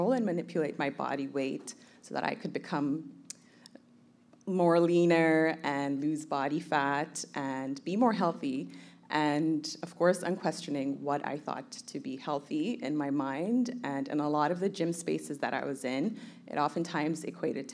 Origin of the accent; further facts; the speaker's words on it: Kenya; also born or lived in Somalia / Toronto, Canada; now in Vancouver, Canada; I was born in Somalia. I grew up in Kenya, and I moved to Canada in 2005